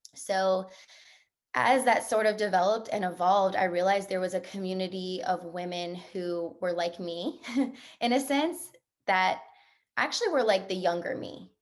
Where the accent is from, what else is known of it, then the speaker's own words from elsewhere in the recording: New Orleans, Louisiana, United States; moved away; I'm from New Orleans, Louisiana.